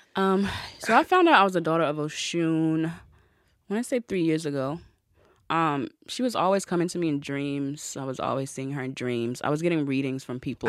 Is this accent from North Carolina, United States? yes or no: yes; North Carolina, United States; I'm from a country town. I'm from North Carolina. So I went to, like, a white country, southern school